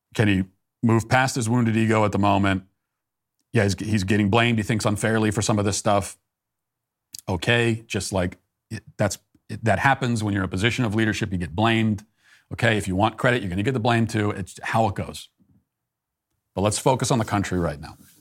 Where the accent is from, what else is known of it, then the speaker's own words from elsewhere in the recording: Virginia, United States; now in Tennessee, United States; I lived there, as you know. That was my, I, I, that's my home state.